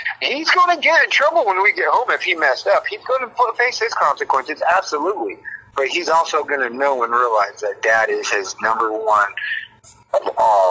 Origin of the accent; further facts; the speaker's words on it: Preston, Idaho, United States; I'm an Idaho country boy. That's where I grew up. If you ever seen Napoleon Dynamite, I'm from Preston, Idaho. That's where it was filmed. That's where I'm from.